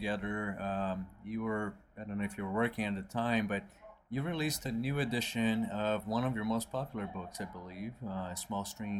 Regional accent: Brazil; moved away; I'm from Brazil

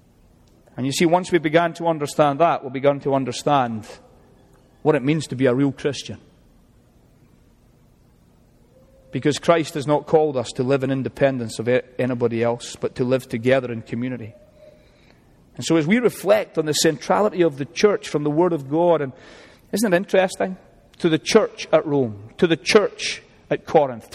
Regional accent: Scotland, United Kingdom; now in United States; I even like being Scottish

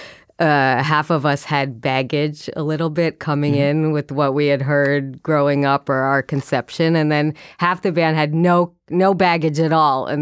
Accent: suburbs of Boston, Massachusetts, United States; I grew up in the suburbs of Boston

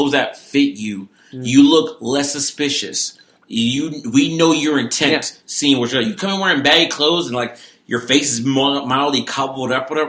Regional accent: Norfolk, Virginia, United States; I grew up in Norfolk.

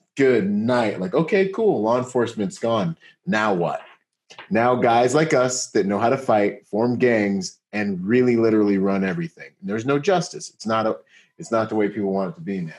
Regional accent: United States; this is home

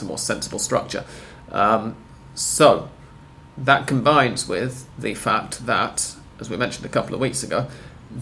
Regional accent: United Kingdom; as a Brit

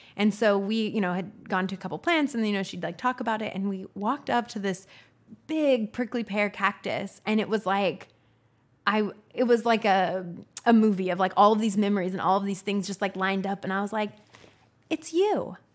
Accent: Northern California, United States; moved away as an adult; also born or lived in New York City / Los Angeles; now in Austin, United States; I grew up in Northern California, and small town

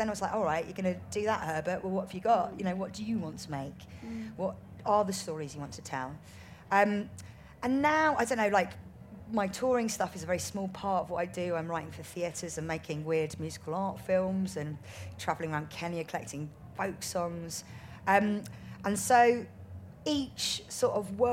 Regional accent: India; I'm Indian

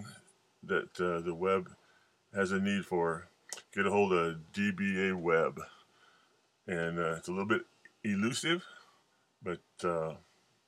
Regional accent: Pinedale, Wyoming, United States; I do still claim a bit of brick and mortar in my hometown of Pinedale, Wyoming

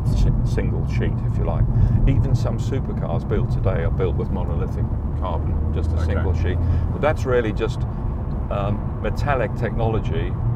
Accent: Durban, KwaZulu-Natal, South Africa; moved away as an adult; now in United Kingdom; growing up in South Africa, I was in the sort of English set part, which is Natal and Durban of South Africa

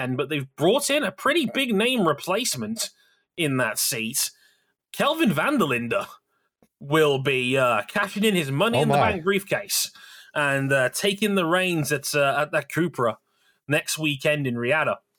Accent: United Kingdom; I am British

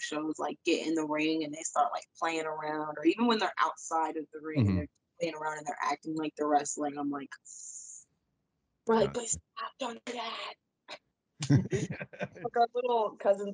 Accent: Atlanta, Georgia, United States; we're from Atlanta

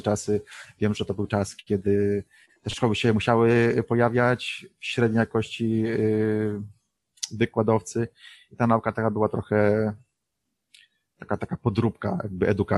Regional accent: Poland; moved away as an adult; przyjechaliśmy z Polski

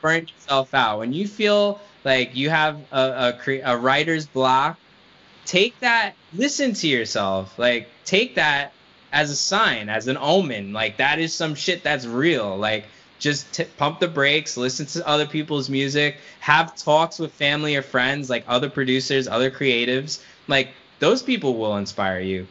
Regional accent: New York, United States; a guy growing up in New York

